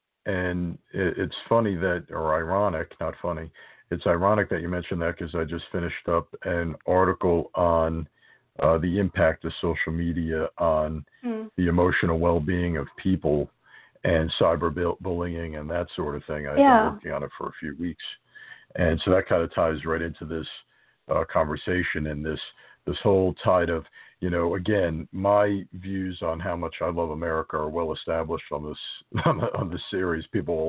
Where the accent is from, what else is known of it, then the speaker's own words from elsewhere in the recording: United States; being an American